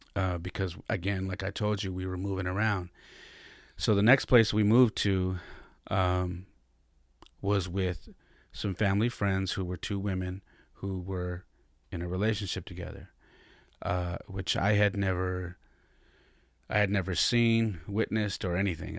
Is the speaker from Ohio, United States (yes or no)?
no; San Jose, California, United States; also born or lived in Denver, Colorado; I was born and raised in San Jose, California